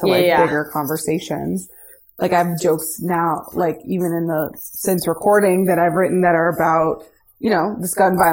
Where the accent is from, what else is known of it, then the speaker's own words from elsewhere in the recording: Dallas, Texas, United States; moved away; my hometown in Dallas